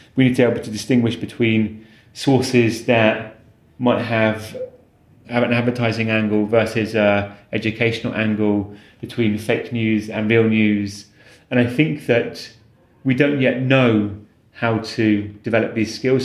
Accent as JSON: {"language": "English", "area": "Warwickshire", "region": "West Midlands", "country": "United Kingdom", "tie": "born or raised there", "also_born_or_lived": "London", "moved": "yes", "said": "a lovely primary school in the countryside where I grew up in Warwickshire"}